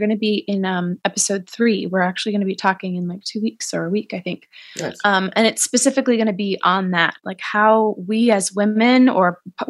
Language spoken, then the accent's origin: English; Boston, Massachusetts, United States; accent: Boston; I feel like as our conversation progresses, I might add more and more of my Boston accent because it's gone away. But every single time I talk to someone from home, it comes back.